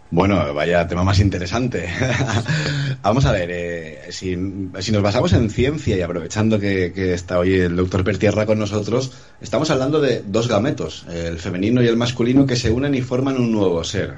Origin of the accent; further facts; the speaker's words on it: Tenerife, Canary Islands, Spain; Yo nací en Tenerife, una isla de pescadores en aquellos tiempos